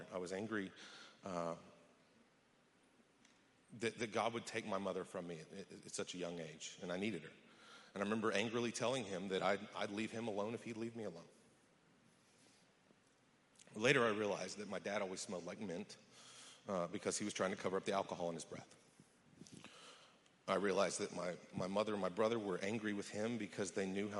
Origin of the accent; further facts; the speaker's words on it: West Texas, United States; I was born in West Texas to an oil and gas accountant and an elementary school teacher